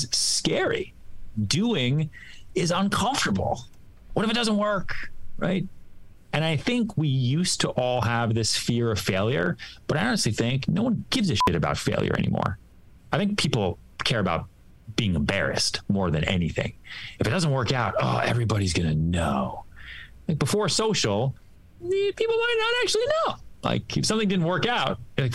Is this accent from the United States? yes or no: yes; Texas, United States; now in New York City, United States; I was born in Texas. I came here with cowboy boots